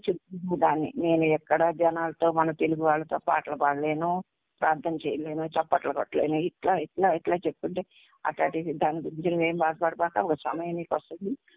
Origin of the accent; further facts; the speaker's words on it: Vijayawada, Andhra Pradesh, India; moved away as an adult; also born or lived in Tenali; నా ఊరు విజయవాడ నేను పుట్టి పెరిగిందంతా విజయవాడ